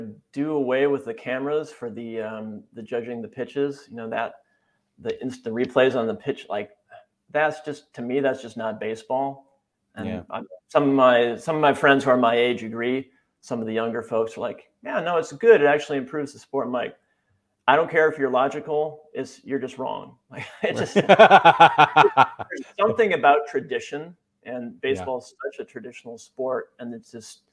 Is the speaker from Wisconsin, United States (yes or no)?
yes; Wisconsin, United States; moved away; also born or lived in San Francisco Bay Area; grew up in Wisconsin